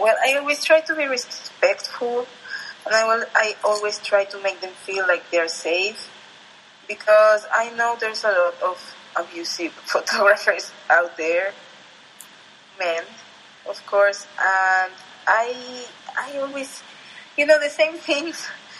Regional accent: State of Mexico, Mexico; I was growing up in Estado de Mexico and whatever, and I was looking to YouTube.

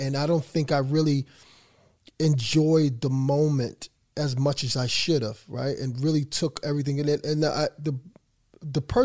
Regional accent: Philadelphia, Pennsylvania, United States; moved away as an adult; I'm from Philadelphia

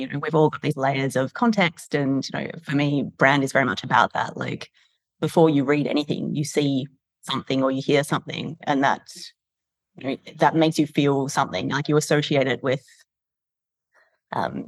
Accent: Perth, Western Australia, Australia; moved away as an adult; also born or lived in London; now in Sydney, Australia; I grew up in Perth

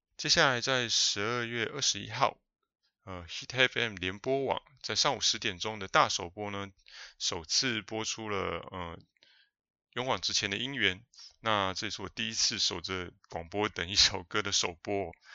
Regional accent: New Taipei, Taiwan; 我是碧潭边长大的小孩哦，从出生呢就住在吊桥桥头旁边的那个新店街上面，哦，一直住到上幼稚园才搬家

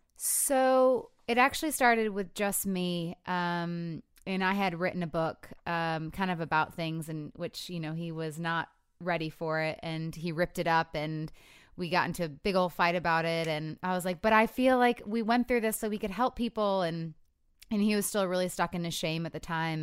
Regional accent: Michigan, United States; I'm from Michigan, too

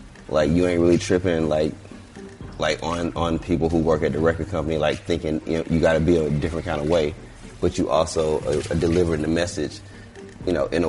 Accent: Atlanta, Georgia, United States; Okay, yeah. I'm from Vine.

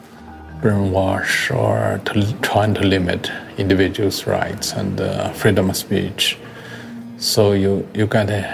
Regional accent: Xinjiang, China; English is a second language; moved away as an adult; also born or lived in Beijing, China; now in Berlin, Germany; I grew up in Xinjiang province, which is Gobi Desert, and spent about 18 years in that location

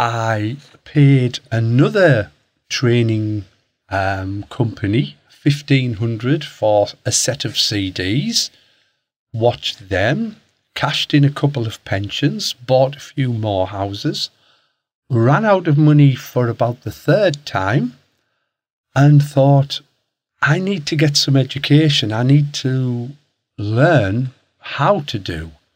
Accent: Hartlepool, North East England, United Kingdom; I'm from Hartlepool, up in the northeast.

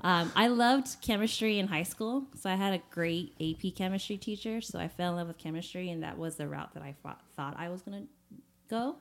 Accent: United States; also born or lived in Taiwan; we came to the States when I was seven months, and I've been here ever since

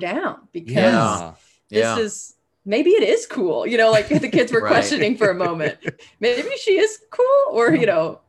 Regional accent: Arab, Alabama, United States; also born or lived in Kansas City; I grew up in a really small town for high school called Arab.

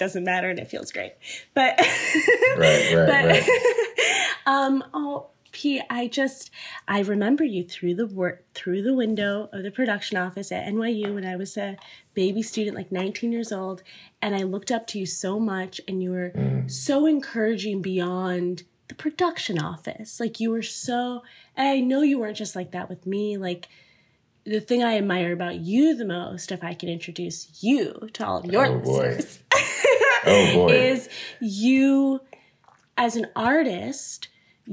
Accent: Northwest Indiana, United States; moved away as an adult; also born or lived in New York; my family's from India. I grew up in Indiana

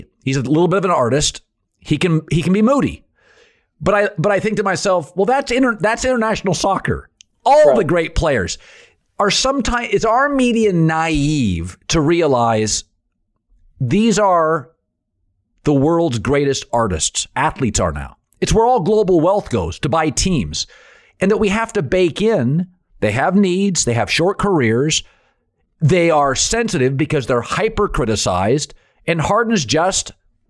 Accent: Washington, United States; I loved Connecticut's prep schools, their intensity, I thought it was cool because I grew up in Washington State.

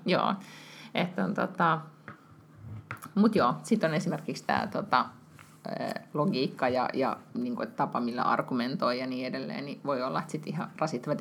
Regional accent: Finland; moved away as an adult; now in Sweden; mä oon Suomesta, muutin tänne silloin, kun Walter oli, eh, niin kuin, eh, tai et, eh, olin raskaana

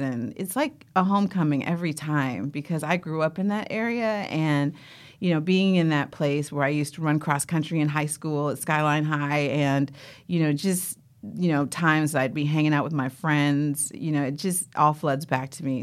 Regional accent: Oakland, California, United States; growing up in Oakland

